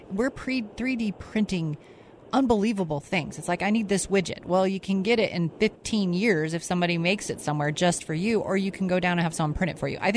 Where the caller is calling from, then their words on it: Eagle, Idaho, United States; I, I am like … from Eagle.